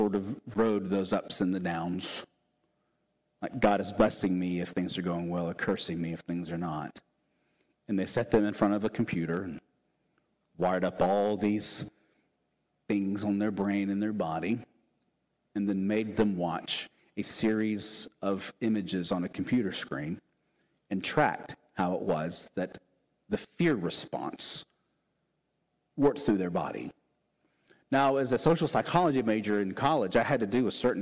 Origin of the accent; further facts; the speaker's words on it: the South, United States; born and raised in the South like me